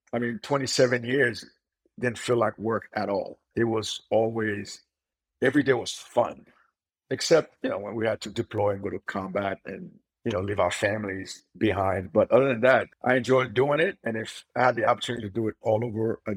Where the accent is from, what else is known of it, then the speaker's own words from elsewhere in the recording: Haiti; now in United States; I grew up in Haiti